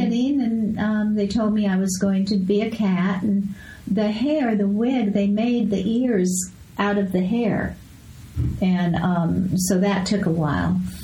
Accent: Escondido, California, United States; moved away; also born or lived in Las Vegas / Los Angeles; I grew up in Escondido

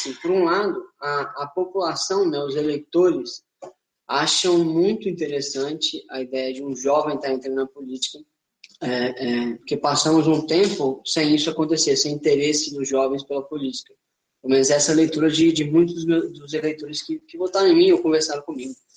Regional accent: Linhares, Espírito Santo, Brazil; also born or lived in Ouro Preto, Minas Gerais; eu sou de Linhares, Espírito Santo

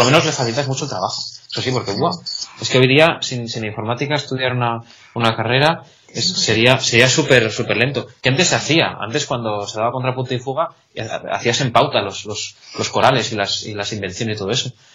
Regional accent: Salamanca, Castile and León, Spain; moved away as an adult; now in Catalonia, Spain; yo soy de Salamanca

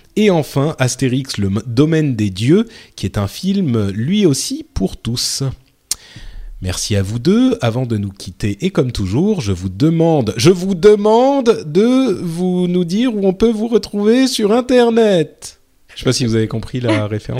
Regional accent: France; je suis français

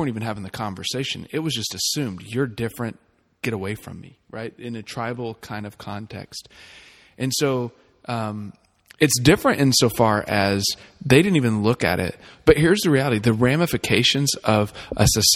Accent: the South, United States; now in Ankeny, United States; I grew up in the South

